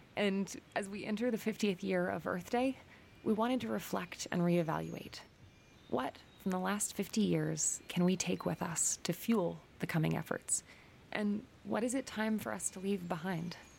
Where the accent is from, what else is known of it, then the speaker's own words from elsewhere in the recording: Washington, United States; I was born and raised here in Washington State